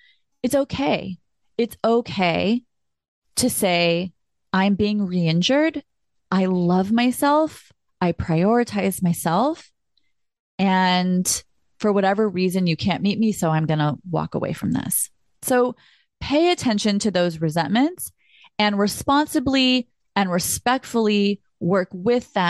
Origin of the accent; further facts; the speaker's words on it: California, United States; I'm so from California